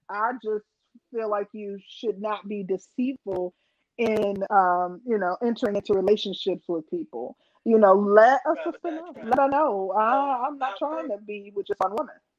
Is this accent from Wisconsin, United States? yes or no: yes; Milwaukee, Wisconsin, United States; I'm from Milwaukee